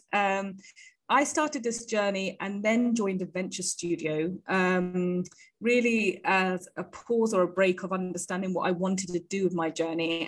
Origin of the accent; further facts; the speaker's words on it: United Kingdom; moved away as an adult; also born or lived in India; as you can hear maybe from my accent, I am from the UK. I was born and bred there